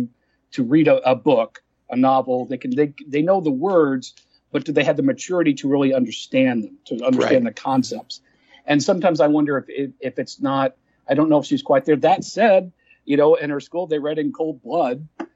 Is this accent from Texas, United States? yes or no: yes; Dallas, Texas, United States; I'm from Texas, born and raised in Dallas